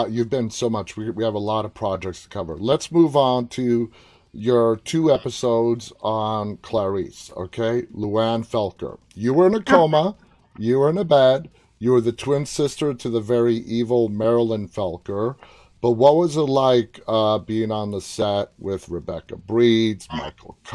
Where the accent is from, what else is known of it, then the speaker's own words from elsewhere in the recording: Toronto, Ontario, Canada; Toronto. My hometown.